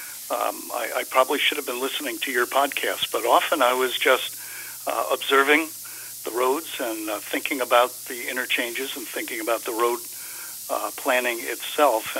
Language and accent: English; Albany, New York, United States; moved away as an adult; now in Rochester, United States; I'm originally from Albany, lived my first 40 years in Albany, and then took a job in Rochester